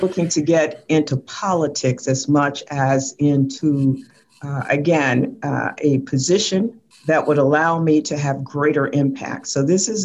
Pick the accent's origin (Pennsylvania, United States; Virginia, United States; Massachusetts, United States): Virginia, United States; Richmond; growing up in Whitcom Court